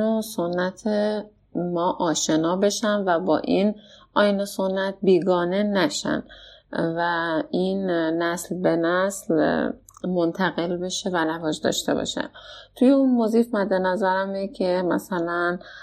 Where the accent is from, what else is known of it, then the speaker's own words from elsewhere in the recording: Abadan, Khuzestan, Iran; اصالتا آبادانی هستم